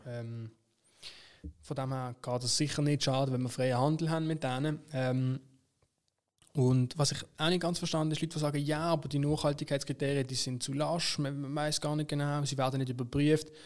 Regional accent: Basel-Stadt, Switzerland; bei uns in Basel-Stadt

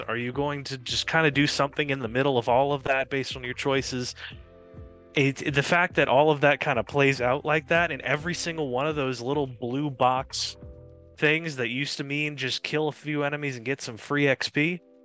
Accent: Cajun, Louisiana, United States; I'm not Creole. I'm Cajun

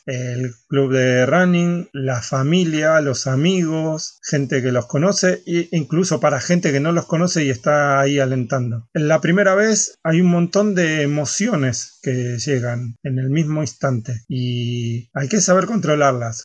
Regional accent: Argentina; now in Barcelona, Spain

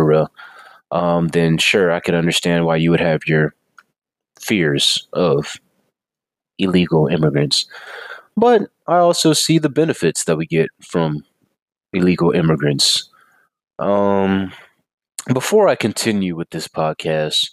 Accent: Texas, United States; I'm an American and I'm Texan

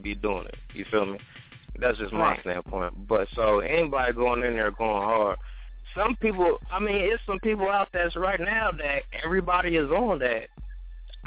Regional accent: Anderson, Indiana, United States; I'm from Anderson, Indiana.

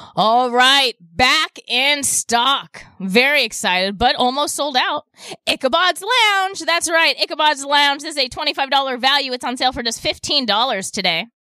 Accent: Nevada, United States; I was born in Nevada

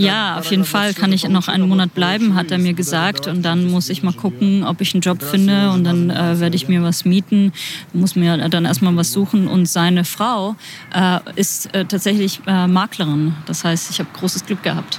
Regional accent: Kyiv, Ukraine; German is a second language; moved away as an adult; now in Berlin, Germany; ich komme aus Kiew

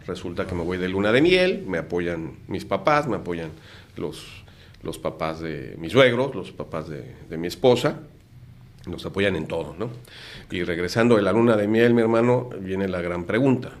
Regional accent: Mexico City, Mexico; moved away as an adult; now in Tijuana, Mexico; estudiaba en el Instituto Satélite en la Ciudad de México, yo soy de México, llevo casi 30 años viviendo en Tijuana.

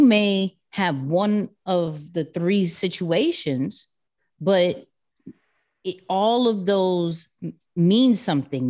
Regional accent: New York City, New York, United States; I'm a kid from Queens, um, born and raised there.

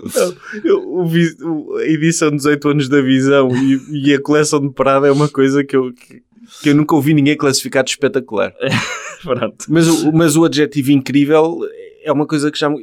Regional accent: Portugal; eu como português

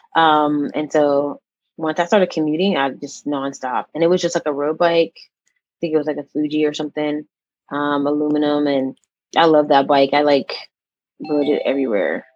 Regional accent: Pittsburgh, Pennsylvania, United States; also born or lived in Atlanta; I'm actually from Pittsburgh, Pennsylvania

